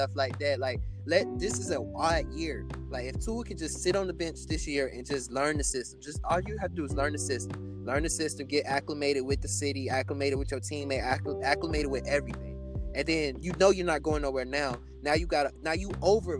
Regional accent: Miami, Florida, United States; I'm from Miami

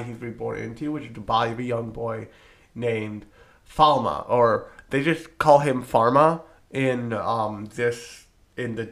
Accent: New Jersey, United States; I am from New Jersey, the pharmaceutical capital of the United States.

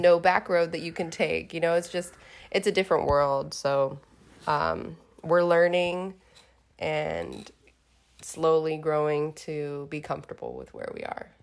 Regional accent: Houston, Texas, United States; moved away as an adult; now in Beaumont, United States; I grew up in Houston. My life is in Houston

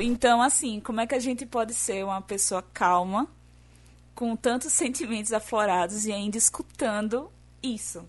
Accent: Northeast Region, Brazil; accent: nordestino; eu sou a garota que tem um sotaque nordestino

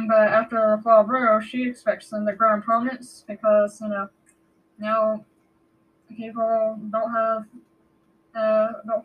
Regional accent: near the Appalachians of Georgia, United States; we're not too far from there. My hometown's just about a much a good hour or so away, maybe two.

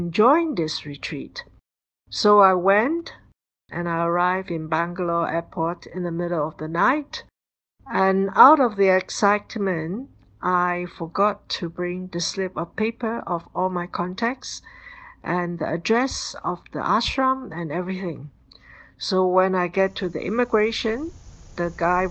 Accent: Singapore; I come from Singapore

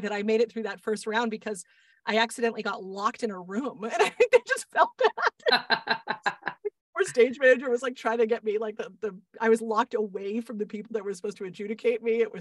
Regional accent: Boston, Massachusetts, United States; I grew up in Boston

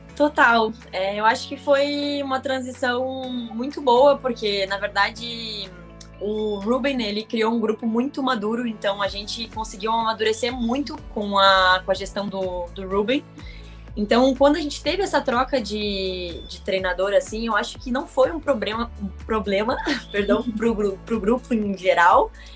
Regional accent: Brazil; como brasileiras

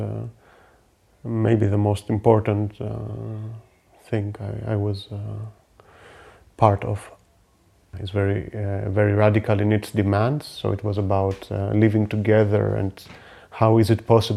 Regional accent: Athens, Attica, Greece; also born or lived in Germany; I live in Athens almost all my life. I was born in Germany from migrant parents

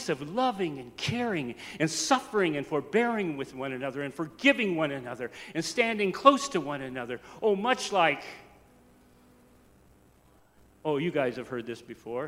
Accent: Wyoming, United States; moved away; also born or lived in Houston, Texas / West Oakland, California; a Wyoming boy going from gravy and rice and Jesus Christ to the projects

